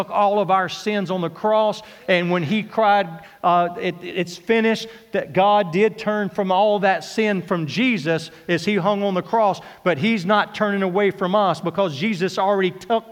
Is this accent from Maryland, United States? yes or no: no; Kentucky, United States; I am from Kentucky.